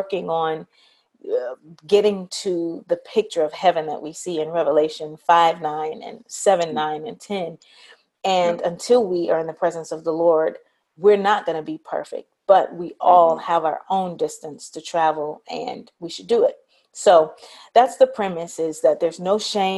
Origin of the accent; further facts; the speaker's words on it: Memphis, Tennessee, United States; I grew up in Memphis